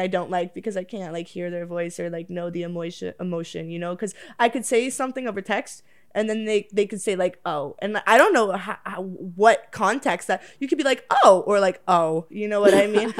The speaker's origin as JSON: {"language": "English", "town": "Oakville", "region": "Ontario", "country": "Canada", "said": "I'm from Oakville"}